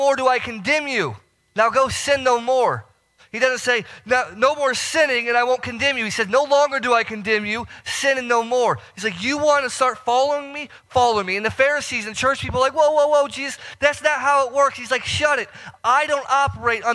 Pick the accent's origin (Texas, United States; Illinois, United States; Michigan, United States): Illinois, United States; Northern; moved away as an adult; So I'm from Northern Illinois, and, you know, down here, we do not get the snow that I'm used to, right? So your couple inches of snow, man, we're talking feet back where I'm from.